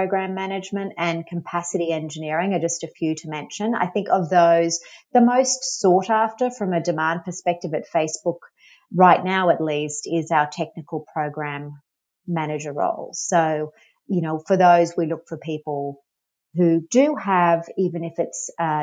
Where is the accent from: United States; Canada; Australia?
Australia; moved away; I'm from Australia. You might have been able to tell, pick up the accent.